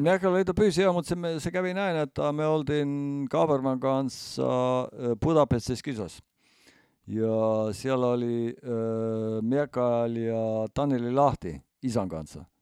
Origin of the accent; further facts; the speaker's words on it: Estonia; meillä Eestissä